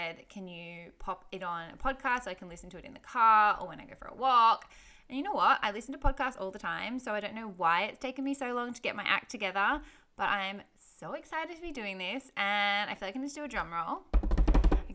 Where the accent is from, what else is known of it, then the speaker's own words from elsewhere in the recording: Sydney, New South Wales, Australia; I grew up on acreage in Sydney, Australia